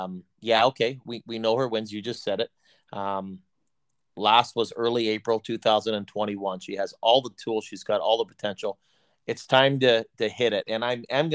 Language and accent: English; Canada; we're Canadian